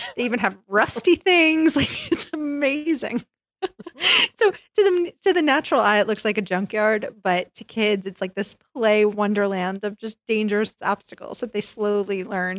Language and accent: English; New York, United States; I grew up in New York, so the legal driving age was 17.